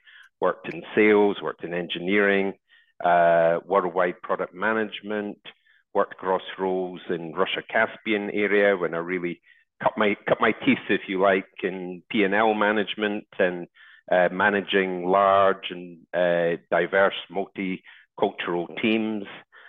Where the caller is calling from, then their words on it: Abuja, Federal Capital Territory, Nigeria; Well, at the moment, I'm calling from Abuja in Nigeria. I'm here. I go between Lagos, Abuja, and Port Harcourt in Nigeria with the company that I'm working with.